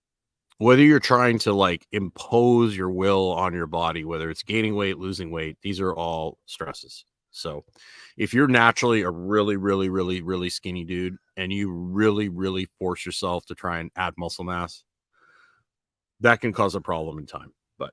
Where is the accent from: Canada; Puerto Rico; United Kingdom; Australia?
Canada; I was talking to a friend of mine that I grew up with in Canada